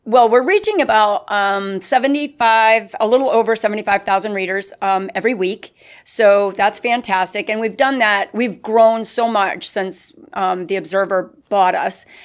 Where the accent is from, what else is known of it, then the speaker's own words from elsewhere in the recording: Hop Bottom, Pennsylvania, United States; now in Winter Garden, United States; I'm from a very small town in Pennsylvania. It's called Hop Bottom